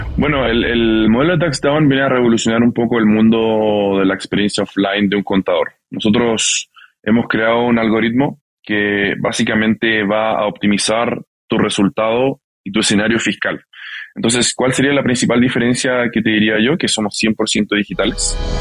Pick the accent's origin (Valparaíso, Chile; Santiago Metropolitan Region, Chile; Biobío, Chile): Santiago Metropolitan Region, Chile; Santiago; moved away as an adult; also born or lived in California / Barcelona; originalmente yo, yo nací en California, eh, crecí en Santiago de Chile